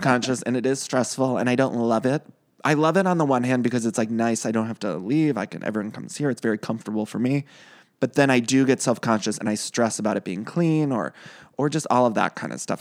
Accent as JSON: {"language": "English", "region": "Ohio", "country": "United States", "also_born_or_lived": "Chicago", "moved": "yes", "lives_now": "Los Angeles, United States", "said": "I'm from Ohio, but I lived in Chicago right before I moved"}